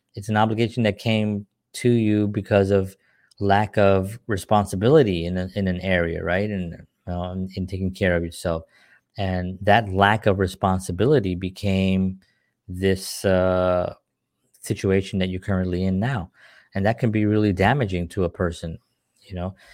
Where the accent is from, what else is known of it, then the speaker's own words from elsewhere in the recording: New York City, New York, United States; moved away as an adult; now in New Jersey, United States; I'm from New York City